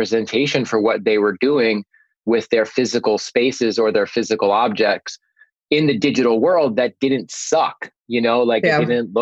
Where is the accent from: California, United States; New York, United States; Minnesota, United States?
New York, United States; Long Island; I'm from Long Island